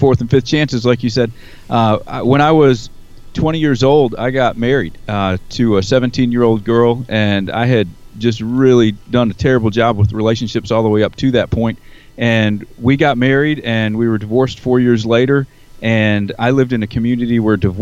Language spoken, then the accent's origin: English; New York, United States; moved away as an adult; now in Alabama, United States; I grew up in New York, but I've been down here for 10 years